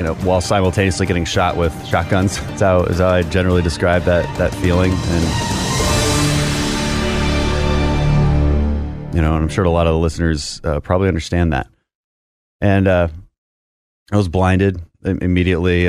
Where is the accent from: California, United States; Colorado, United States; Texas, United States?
Texas, United States; Houston; from Texas, six generations or so. And my family comes from the energy industry, so we're from Houston